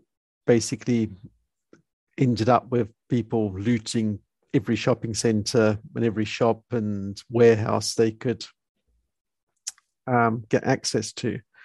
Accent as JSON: {"language": "English", "country": "United Kingdom", "moved": "as an adult", "lives_now": "South Africa", "said": "Okay, I'm originally from United Kingdom, and I've came to South Africa in 1990 when I was 20 years old."}